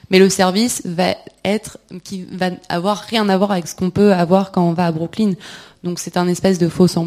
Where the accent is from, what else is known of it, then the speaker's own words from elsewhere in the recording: Montreal, Quebec, Canada; parce que moi, je viens de Montréal au Québec, puis je trouve qu'on n'a pas autant d'anglicisme dans notre